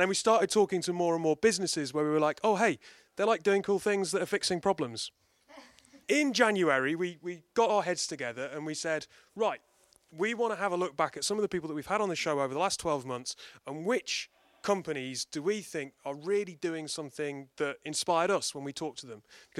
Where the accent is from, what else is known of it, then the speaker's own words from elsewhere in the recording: United Kingdom; And we're British.